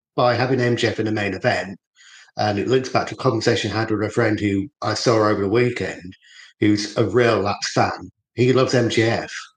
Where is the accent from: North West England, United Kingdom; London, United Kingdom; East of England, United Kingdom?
East of England, United Kingdom; Norwich; moved away; so I lived in Norwich, where Terrell was born and brought up. for the bulk of my sort of childhood